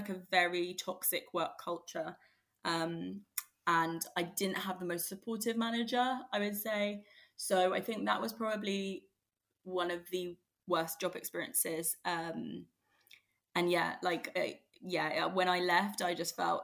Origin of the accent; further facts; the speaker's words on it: London, United Kingdom; I grew up in Greater London